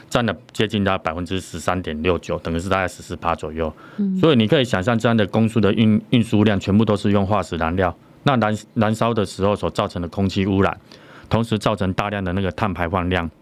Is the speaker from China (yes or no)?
no; Taiwan; 我本身是台湾的自行车的一个选手。嗯，那最主要是在二零零九年的时候，在台中这边创立了 MID 手工单车这个品牌。